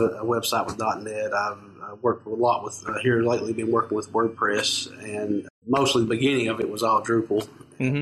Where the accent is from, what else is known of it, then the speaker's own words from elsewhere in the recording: Knott County, eastern Kentucky, United States; I'm from uh, a little uh, town in uh, eastern Kentucky in uh, Knott County